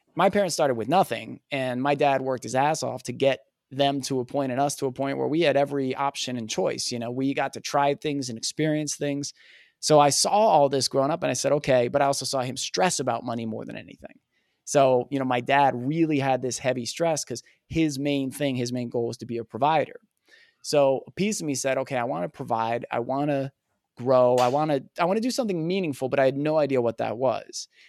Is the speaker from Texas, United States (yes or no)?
no; New Jersey, United States; growing up in Jersey